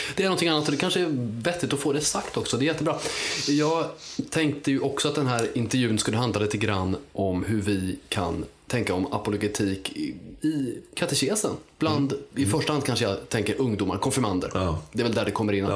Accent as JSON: {"language": "Swedish", "town": "Uppsala", "region": "Uppsala County", "country": "Sweden", "said": "från Uppsala, där jag kommer ifrån"}